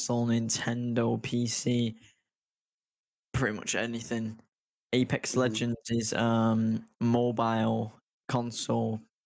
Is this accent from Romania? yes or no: no; United Kingdom; I'm from the United Kingdom